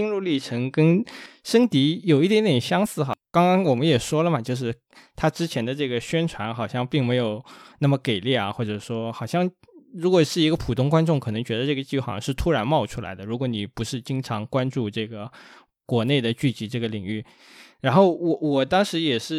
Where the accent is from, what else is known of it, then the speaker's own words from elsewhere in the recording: southern China, China; 因为我不是一个东北人，你知道，我是一个南方人。